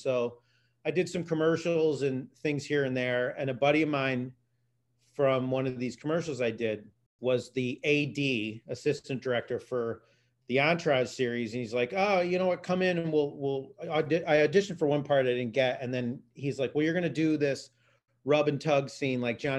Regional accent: Western Massachusetts, United States; moved away as an adult; now in Los Angeles, United States; I played some ball growing up in Western Massachusetts. I went to a Catholic high school

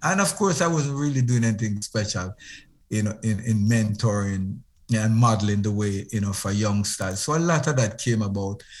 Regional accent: Moreland Hill, Westmoreland, Jamaica; I was born in Moreland Hill, in uh, Westmoreland, in Jamaica. And I, I left Westmoreland when I was very young.

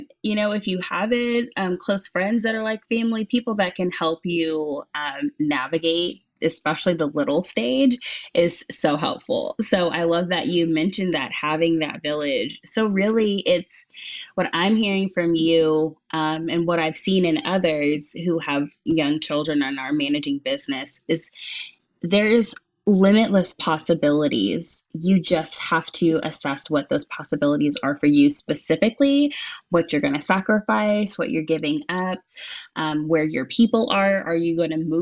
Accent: Texas, United States; also born or lived in Chicago, Illinois; now in Washington, D.C. area, United States; I was born in Chicago, then I was raised in Texas. I'm so glad to live outside of DC right now

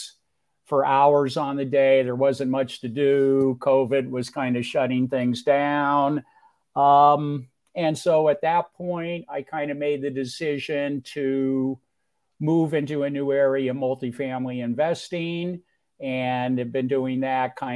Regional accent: Los Altos, California, United States; moved away as an adult; also born or lived in Mountain View, California / Upstate New York / Michigan; now in Greenville, United States; I was born and raised on the San Francisco Peninsula in where what was to become Silicon Valley.

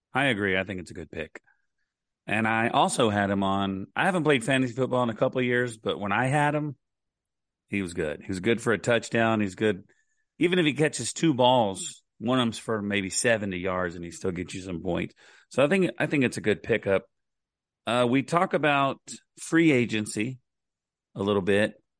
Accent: Oklahoma, United States; I grew up in Oklahoma

